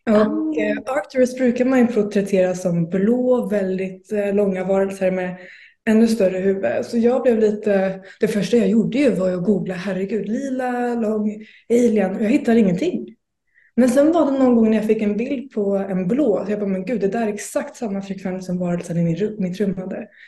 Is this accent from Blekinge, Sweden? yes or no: yes; Blekinge, Sweden; Blekinge faktiskt. Men jag eh, byter dialekt beroende på vem jag umgåtts med under dagen.